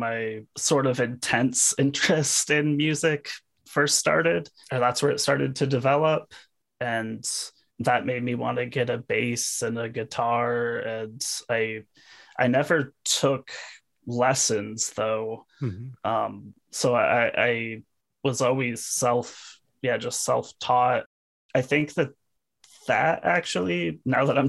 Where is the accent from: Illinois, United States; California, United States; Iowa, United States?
Iowa, United States; Cedar Falls; also born or lived in Waterloo, Iowa; now in Iowa City, United States; I grew up in Cedar Falls and lived in Waterloo for a little bit and then moved to the Iowa City area maybe like 4 years ago